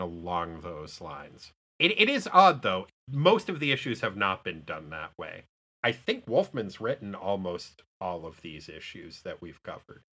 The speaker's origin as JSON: {"language": "English", "country": "United States", "said": "As an American"}